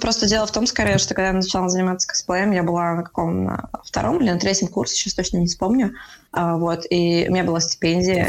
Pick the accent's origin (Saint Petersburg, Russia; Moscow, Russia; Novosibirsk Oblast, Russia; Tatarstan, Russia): Saint Petersburg, Russia; Я сама из Питера, мои все друзья из Питера